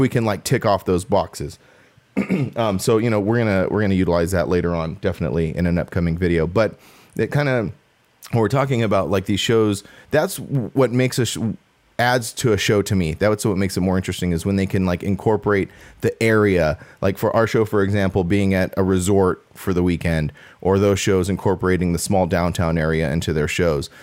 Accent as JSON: {"language": "English", "region": "Southern California", "country": "United States", "said": "I'm from SoCal, like, but I'm still from the desert"}